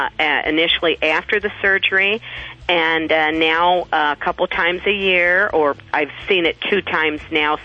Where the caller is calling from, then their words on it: Rock Island, Illinois, United States; I'm calling from Rock Island, Illinois.